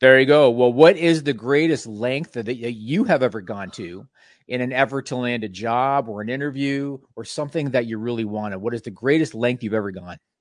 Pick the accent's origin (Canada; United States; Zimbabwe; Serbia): Canada; being Canadian